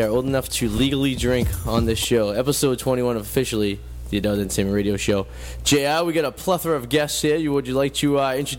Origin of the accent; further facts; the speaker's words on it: Revere, Massachusetts, United States; You're from my neighbor to the south. I'm from Revere.